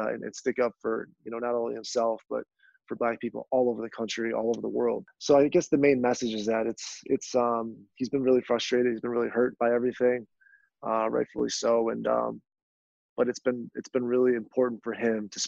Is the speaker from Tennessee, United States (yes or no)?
no; Rochester, New York, United States; my hometown Rochester